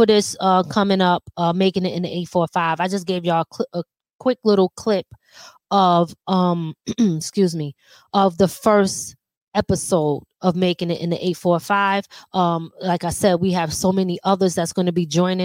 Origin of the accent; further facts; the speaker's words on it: Philadelphia, Pennsylvania, United States; now in Rockland County, United States; Living in Philly, growing up in Philly.